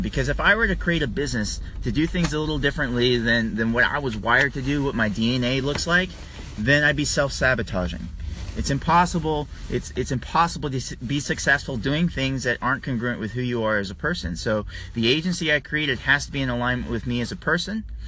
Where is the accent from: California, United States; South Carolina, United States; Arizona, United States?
California, United States; now in Maryland, United States; I'm from California originally